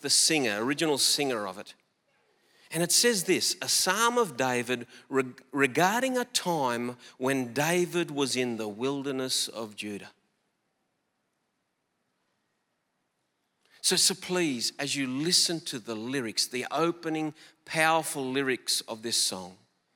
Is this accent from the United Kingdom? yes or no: no; Collarenebri, New South Wales, Australia; moved away; a small town in northwestern New South Wales called Collarenebri. I grew up in that town.